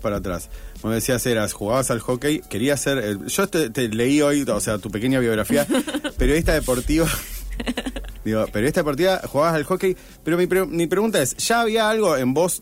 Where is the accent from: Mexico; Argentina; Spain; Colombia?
Argentina; Rosario, Santa Fe; somos muy pocos los rosarinos que vivimos en Rosario